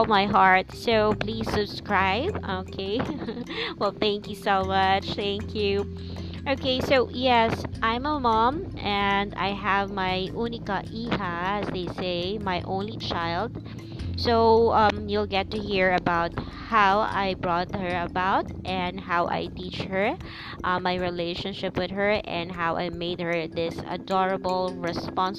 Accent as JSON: {"language": "English", "country": "Philippines", "second_language": "English", "said": "I'm a Filipino"}